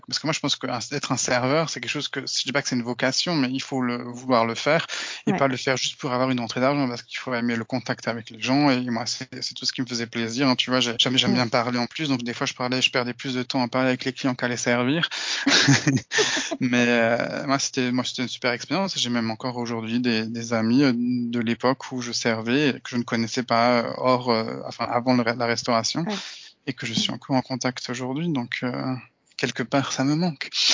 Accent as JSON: {"language": "French", "area": "Alsace", "region": "Grand Est", "country": "France", "moved": "as an adult", "lives_now": "Slovakia", "said": "Mais même en tant qu'Alsacien, mon allemand n'était pas suffisant"}